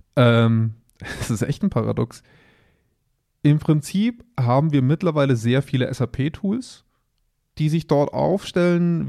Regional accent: Augsburg, Bavaria, Germany; bei uns in Augsburg

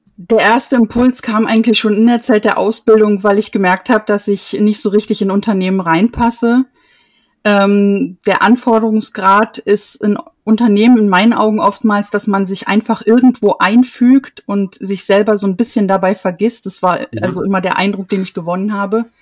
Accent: Erfurt, Thuringia, Germany; ich komme aus Erfurt

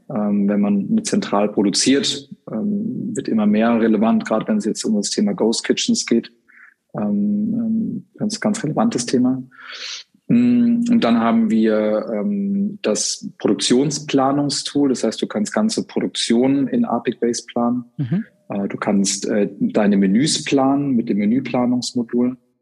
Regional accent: Freiburg im Breisgau, Baden-Württemberg, Germany; moved away as an adult; now in Hamburg, Germany; bin gebürtig aus Freiburg im Schwarzwald und ähm, wohne aber seit mittlerweile zwölf Jahren in Hamburg

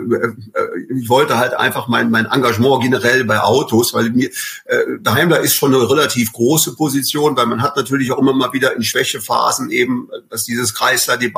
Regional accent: Bonn, North Rhine-Westphalia, Germany; Also ich bin äh, äh gebürtiger Bonner, bin also in, in Bonn, der ehemaligen äh, Hauptstadt, äh, äh, geboren worden, bin dort zur Schule gegangen

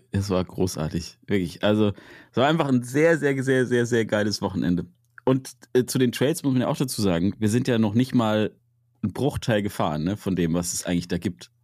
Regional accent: Münster, North Rhine-Westphalia, Germany; in der Region, wo ich herkomme, in Münster

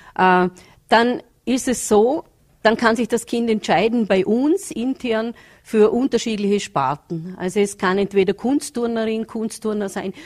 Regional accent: Vorarlberg, Austria; hier bei uns in Vorarlberg

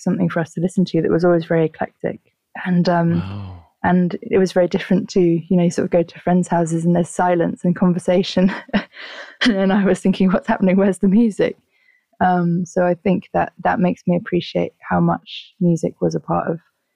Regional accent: London, United Kingdom; I grew up in Southwest London, in Wandsworth.

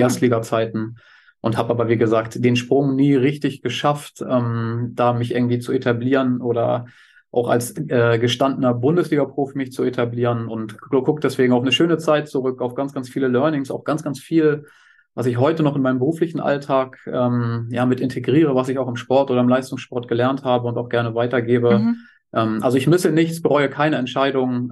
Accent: Hamburg, Germany; Ich bin gebürtiger Hamburger

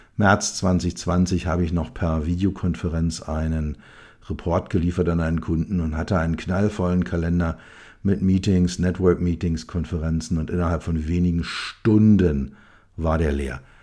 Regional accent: Berlin, Germany; als Berliner, als Westberliner, ähm, bin ich mit der Mauer groß geworden

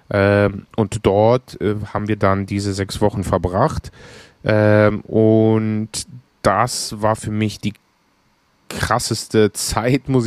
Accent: Plati, Eastern Macedonia and Thrace, Greece; ich komme übrigens aus Plati, äh, aus, aus der Region Evros, wo gerade die ja, schlimmen Brände sind, waren

